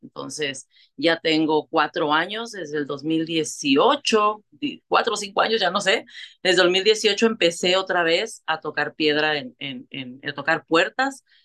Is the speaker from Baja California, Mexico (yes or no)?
yes; Tijuana, Baja California, Mexico; moved away as an adult; now in Tulare, United States; soy una mujer mexicana, vengo de Tijuana, Baja California, soy fronteriza